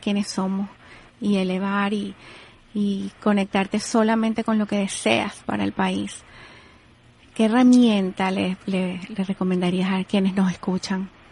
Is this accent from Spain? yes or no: no; Venezuela; now in Miami, United States; Yo como venezolana no puedo abstraerme porque esté aquí en, en el sur de la Florida, aquí en Miami